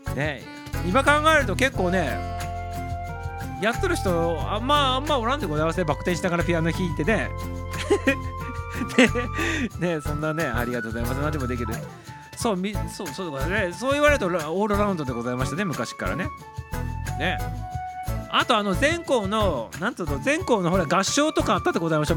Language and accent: Japanese; Japan; moved away as an adult; now in Tokyo, Japan; 東京に出てくる前にあの市議あの同級生に市議会議員さんがおった